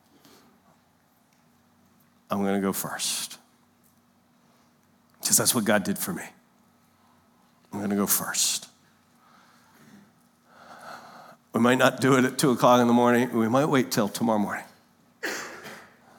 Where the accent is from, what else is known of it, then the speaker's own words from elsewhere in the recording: Lancaster, Pennsylvania, United States; moved away; we grew up in Lancaster, Pennsylvania